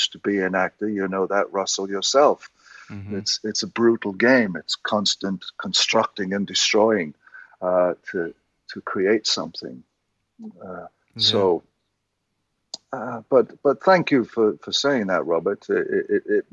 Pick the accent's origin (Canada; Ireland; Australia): Ireland; just being Irish and confessional